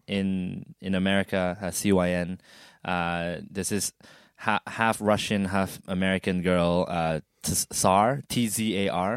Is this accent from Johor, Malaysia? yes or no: no; Sarawak, Malaysia; now in Australia; my birthplace, my hometown.